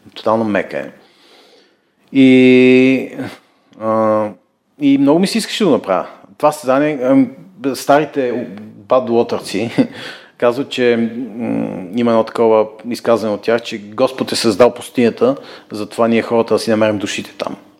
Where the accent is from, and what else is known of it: Bulgaria; moved away as an adult; also born or lived in England / United States